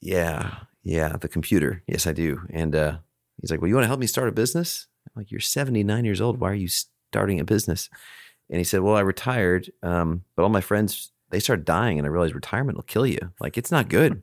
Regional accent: Alaska, United States; also born or lived in Chicago; now in Texas, United States; I grew up in Alaska

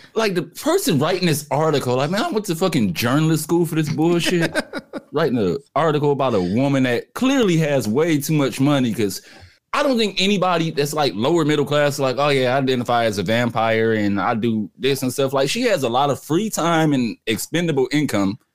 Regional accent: Midwest, United States; I'm from the Midwest

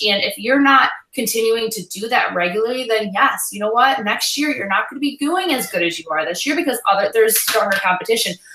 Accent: Michigan, United States; we're from Michigan

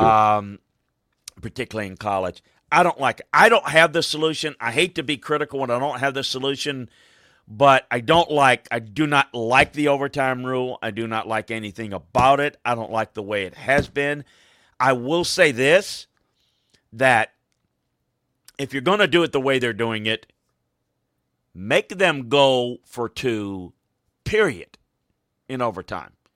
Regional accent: Deep South, United States; where I grew up in the Deep South

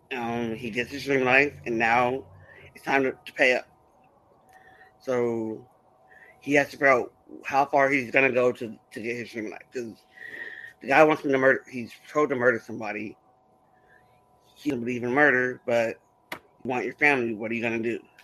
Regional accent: San Diego, California, United States; I'm a writer from San Diego, California

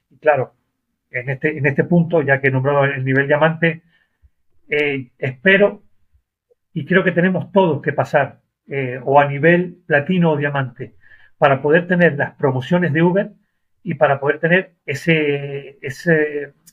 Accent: Argentina; now in Málaga, Spain; Soy argentino, Argentina, España, hablamos igual, pero inglés no.

